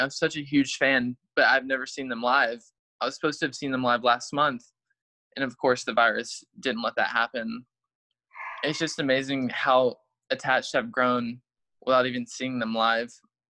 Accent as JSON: {"language": "English", "town": "Thomasville", "region": "Georgia", "country": "United States", "tie": "born or raised there", "said": "I grew up in Thomasville, Georgia, in the South"}